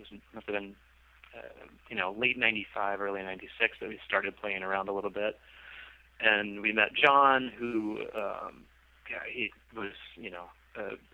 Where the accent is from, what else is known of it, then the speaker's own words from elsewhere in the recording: Roanoke, Virginia, United States; also born or lived in Harrisonburg, Virginia; I grew up mostly in Roanoke, Virginia, not too far from North Carolina